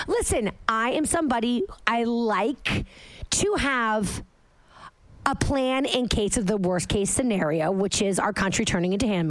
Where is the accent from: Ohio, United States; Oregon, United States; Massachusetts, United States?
Massachusetts, United States; moved away; I'm from Massachusetts, okay?